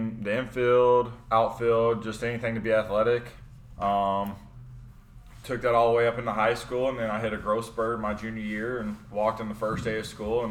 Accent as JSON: {"language": "English", "town": "Louisville", "region": "Kentucky", "country": "United States", "tie": "born or raised there", "moved": "as an adult", "lives_now": "St. Louis, United States", "said": "born and raised in Louisville, Kentucky. Moved to St. Louis about 4 years ago"}